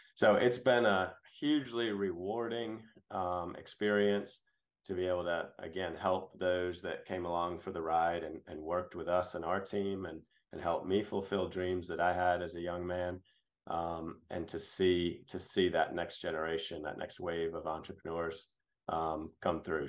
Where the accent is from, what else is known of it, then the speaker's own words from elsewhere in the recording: New Hampshire, United States; moved away as an adult; also born or lived in Boston; now in Greenville, United States; I grew up in New England, um, born in Boston and raised in New Hampshire.